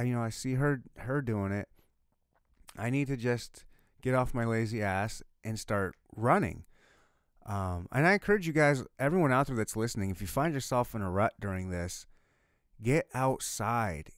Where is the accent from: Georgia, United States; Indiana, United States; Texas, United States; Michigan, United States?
Michigan, United States; I was born and raised in Michigan